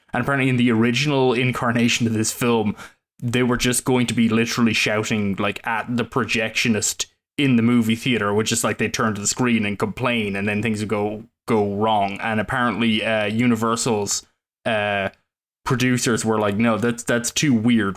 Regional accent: Ireland; now in United States; that's just part of being Irish

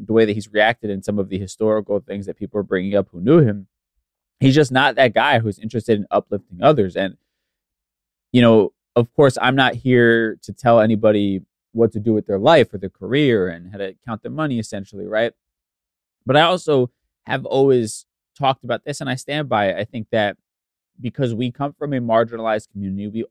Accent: East Coast, United States; I'm from the East Coast, so we don't have a ton of history

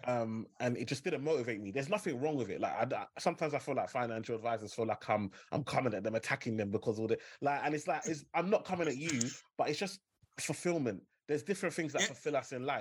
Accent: London, United Kingdom; Growing up in Limehouse, you know, you share a postcode with Canary Wharf, so E14

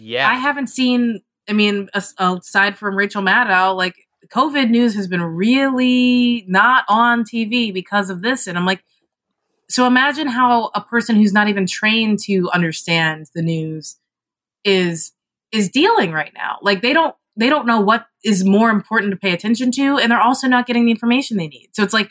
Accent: Kentucky, United States; I'm from Kentucky

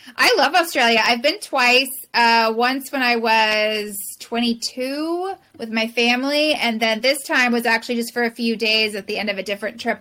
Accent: Southern California, United States; now in San Francisco, United States; I grew up in Southern California, born and raised California girl

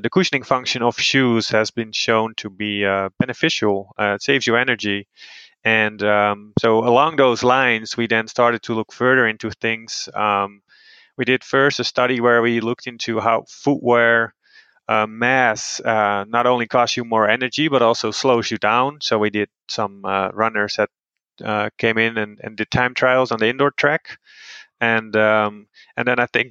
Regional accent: Netherlands; now in Boulder, United States; I'm originally from the Netherlands, and I'm currently working at the University of Colorado in Boulder

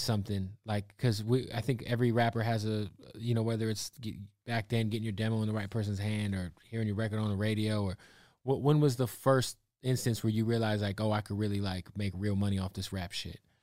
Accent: Phoenix, Arizona, United States; now in California, United States; I'm from Phoenix

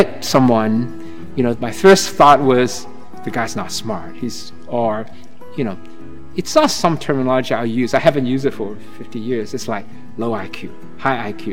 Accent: China; also born or lived in Southeast Asia / Cambridge, Massachusetts; now in Falmouth, United States; growing up in China

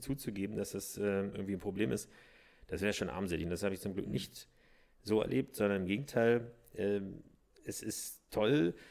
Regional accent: southern Brandenburg, Germany; born or raised there; also born or lived in Berlin

